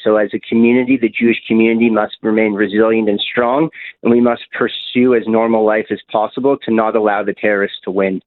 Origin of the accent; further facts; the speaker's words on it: Canada; as a Canadian